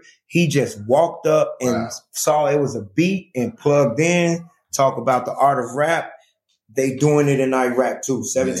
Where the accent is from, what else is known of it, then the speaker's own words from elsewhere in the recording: Chicago, Illinois, United States; He didn't know I was from Chicago.